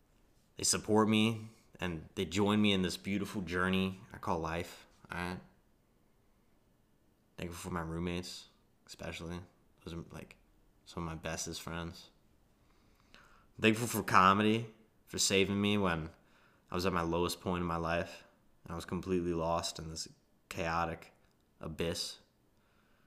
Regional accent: Baltimore, Maryland, United States; moved away; I'm from Baltimore

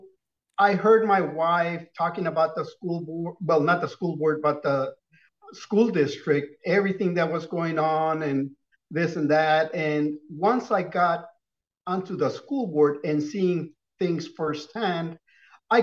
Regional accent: Brownsville, Texas, United States; born or raised there; also born or lived in Matamoros, Mexico

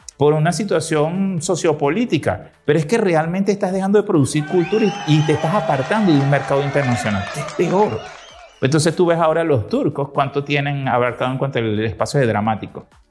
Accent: Venezuela; nosotros los venezolanos

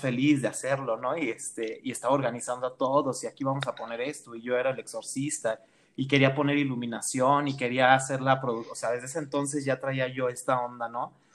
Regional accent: Mexico City, Mexico; now in State of Mexico, Mexico; Yo nací en el Estado de México, pero toda mi vida la viví en la Ciudad de México

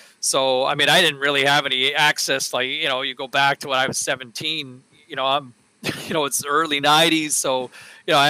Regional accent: Ottawa, Ontario, Canada; I grew up in Ottawa

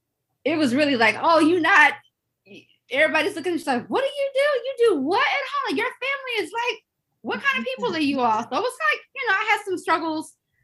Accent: St. Louis, Missouri, United States; I grew up in St. Louis, Missouri

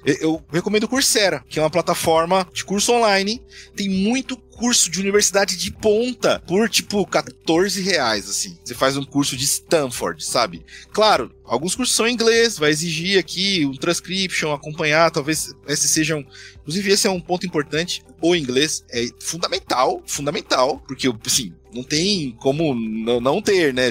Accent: Osasco, São Paulo, Brazil; Osasco, que é a minha cidade natal

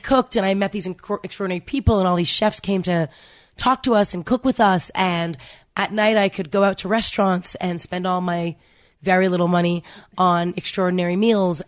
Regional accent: Canada; I grew up in Canada

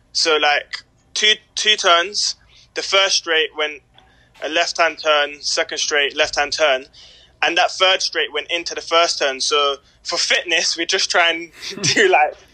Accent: London, United Kingdom; now in Manchester, United Kingdom; we grew up in South London, Peckham

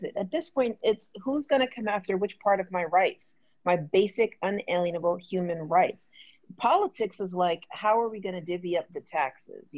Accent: Jamaica; I'm super Jamaican

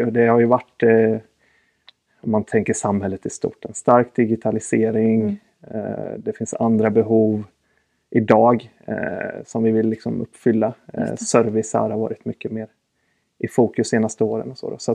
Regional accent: Väderstad, Östergötland, Sweden; Jag eh, är uppvuxen i en liten ort som heter Väderstad. Jag är östgöte.

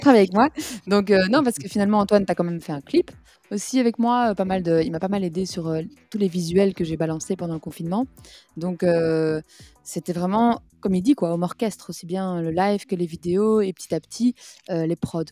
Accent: Belgium; en tant que Belge

